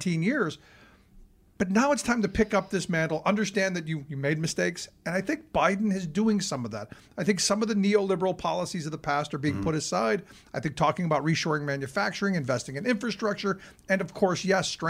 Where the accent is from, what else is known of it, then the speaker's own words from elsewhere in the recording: Cleveland, Ohio, United States; growing up in Cleveland, I watched deindustrialization happen.